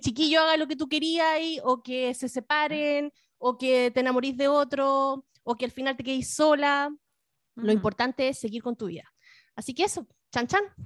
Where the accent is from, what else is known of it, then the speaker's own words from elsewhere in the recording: the Fifth Region, Valparaíso, Chile; yo era de, yo era de, la quinta región